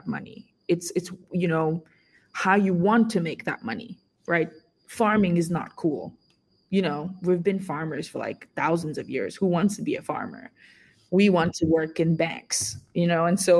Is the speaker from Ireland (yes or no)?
no; Senegal; moved away; I was born and raised in Senegal